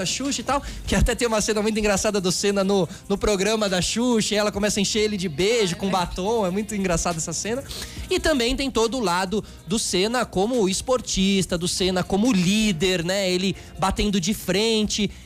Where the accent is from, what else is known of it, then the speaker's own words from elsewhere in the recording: Brazil; a gente aqui como brasileiro